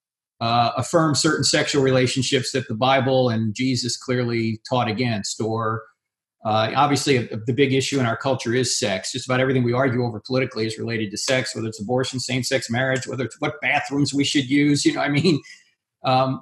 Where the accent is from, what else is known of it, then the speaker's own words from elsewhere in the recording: New Jersey, United States; I went to Catholic high school because it's the law. I'm from New Jersey